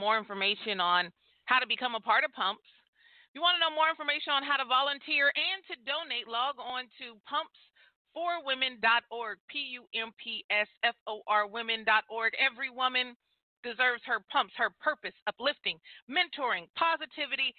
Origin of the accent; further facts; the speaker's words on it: near the Bay Area, California, United States; Bay Area, California, close to my hometown. You know what I mean? I'm a Cali girl.